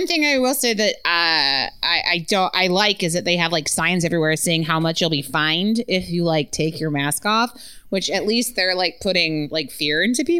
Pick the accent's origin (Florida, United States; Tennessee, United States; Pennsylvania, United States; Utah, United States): Utah, United States; I was born in Utah.